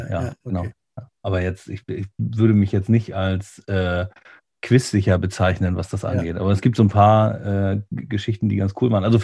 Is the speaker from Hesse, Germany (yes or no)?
no; Lübeck, Schleswig-Holstein, Germany; moved away as an adult; also born or lived in Bremen; an der Trave auch geboren, hier in, in Lübeck. Da war ich zwischendurch mal weg und bin dann wieder zurückgekommen.